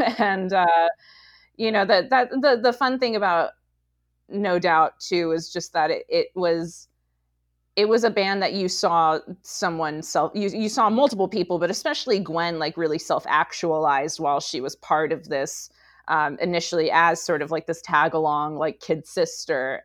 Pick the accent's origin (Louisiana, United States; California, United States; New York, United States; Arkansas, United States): California, United States; Rancho Cucamonga; I grew up in Rancho Cucamonga